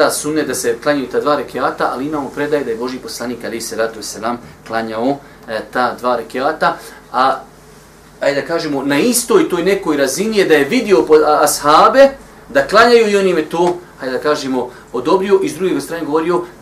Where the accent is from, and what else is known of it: Bosnia & Herzegovina